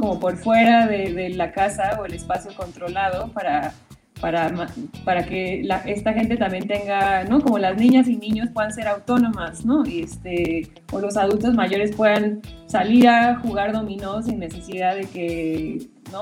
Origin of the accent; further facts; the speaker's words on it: Mexico; así somos los mexicanos o los latinos